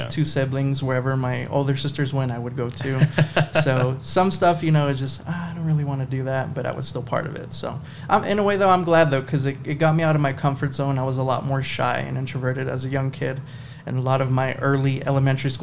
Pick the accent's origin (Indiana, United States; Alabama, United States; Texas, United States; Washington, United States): Texas, United States; Marfa; I'm from Marfa, Texas, born and raised over there